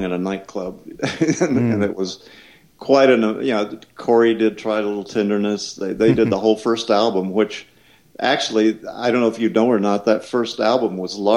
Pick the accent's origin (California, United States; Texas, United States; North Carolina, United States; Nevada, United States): Texas, United States; moved away as an adult; We grew up in Texas, never really been anywhere